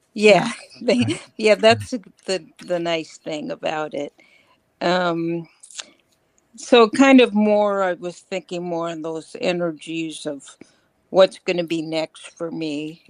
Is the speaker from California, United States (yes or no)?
yes; California, United States; moved away; I grew up in California